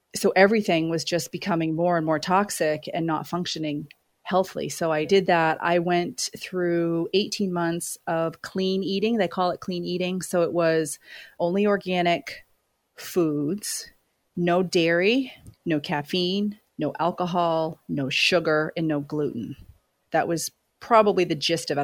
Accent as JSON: {"language": "English", "region": "Maine", "country": "United States", "tie": "born or raised there", "also_born_or_lived": "Los Angeles", "moved": "as an adult", "lives_now": "New York City, United States", "said": "I grew up in Maine"}